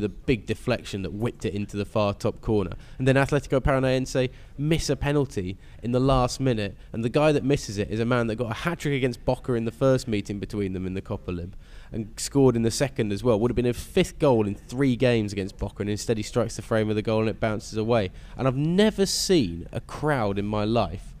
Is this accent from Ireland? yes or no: no; England, United Kingdom; as British people